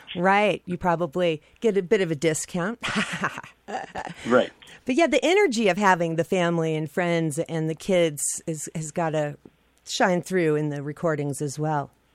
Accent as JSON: {"language": "English", "region": "Idaho", "country": "United States", "said": "I'm from Idaho"}